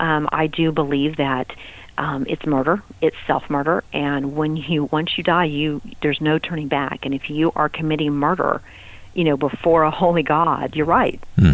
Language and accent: English; Texas, United States; You know, I was from West Texas, and that's, you know, pop your beer and sit on the back of your truck, and you know, that's kind of the way we did Friday nights, right?